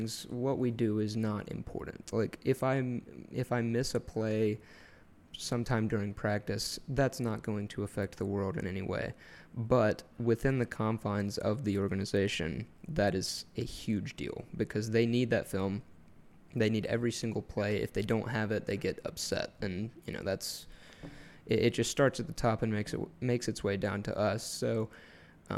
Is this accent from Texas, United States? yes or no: no; Georgia, United States; I'm from Georgia